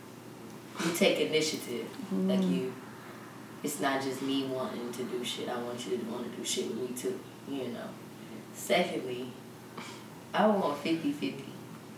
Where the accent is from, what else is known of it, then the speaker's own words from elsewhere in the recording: Dayton, Ohio, United States; from Dayton